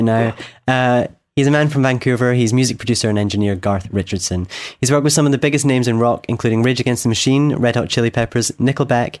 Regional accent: Scotland, United Kingdom; from Scotland

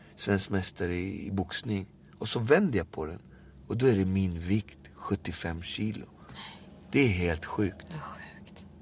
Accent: Alby, Stockholm County, Sweden; jag är uppväxt i Albyvis. Jag är uppväxt i ett område med eh, multikulturell kultur men mm. jag är ju född här i Sverige.

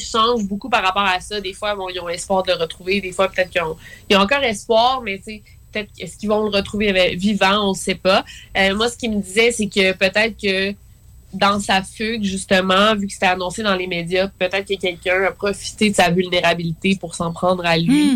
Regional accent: Quebec City, Quebec, Canada; je viens de Québec

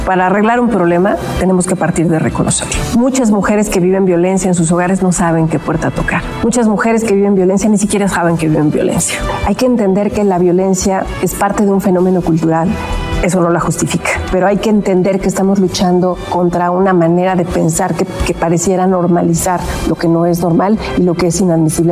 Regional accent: Ecatepec, State of Mexico, Mexico; Yo vengo de Catepec, el oriente del estado

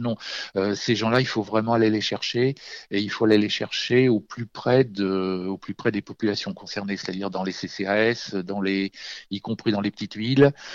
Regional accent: Auvergne-Rhône-Alpes, France; chez moi en Auvergne

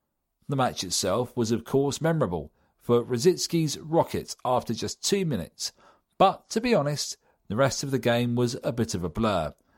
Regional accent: Camden, London, United Kingdom; born there; I've been an Arsenal fan all my life. I was born in Camden and come from a family of Gooners.

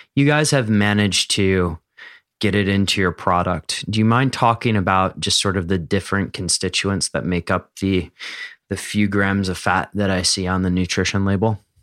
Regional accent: Philadelphia, Pennsylvania, United States; growing up in Philadelphia

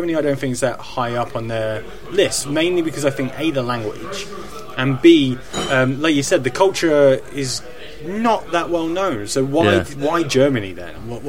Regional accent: England, United Kingdom; well, I'm English.

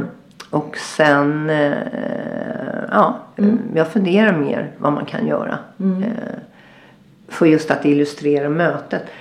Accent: Sweden; moved away as an adult; also born or lived in Agadir, Morocco; now in Marrakesh, Morocco; jag är ju svensk verkligen i grunden

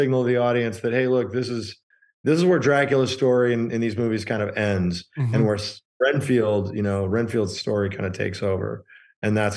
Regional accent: Chicago, Illinois, United States; I grew up in Chicago

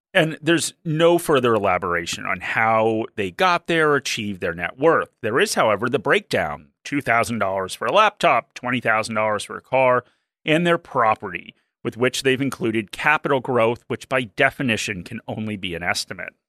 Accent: Australia; as an Australian

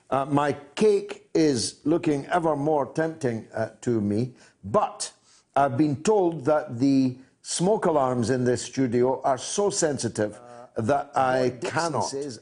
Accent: Dundee, Scotland, United Kingdom; I've got to go to my hometown. Andy is in Dundee.

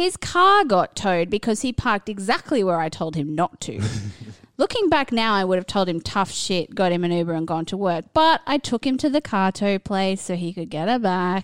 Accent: Australia; I'm Australian

